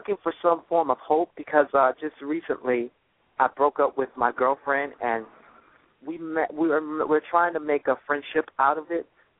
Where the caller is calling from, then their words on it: Miami, Florida, United States; I'm calling you from Miami, Florida.